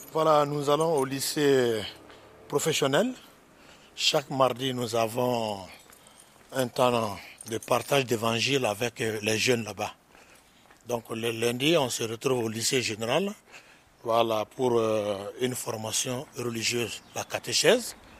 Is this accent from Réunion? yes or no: no; Mali; moved away as an adult; now in Ardèche, France; chez nous au Mali